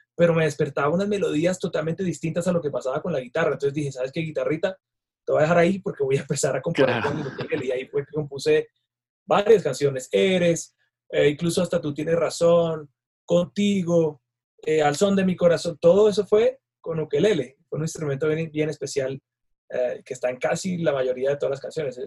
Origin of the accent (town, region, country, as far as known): Colombia